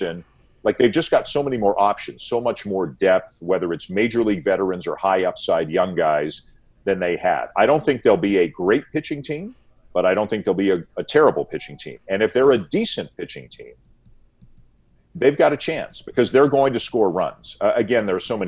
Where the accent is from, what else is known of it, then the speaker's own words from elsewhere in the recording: Toronto, Ontario, Canada; I'm from Toronto.